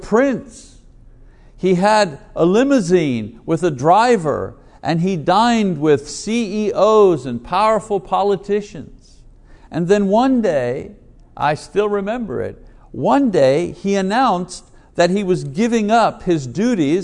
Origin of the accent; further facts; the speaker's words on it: Montreal, Quebec, Canada; a boy growing up in Montreal, in Quebec